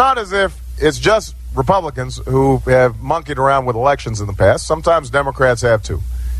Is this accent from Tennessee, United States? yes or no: no; Chicago, Illinois, United States; I come from Chicago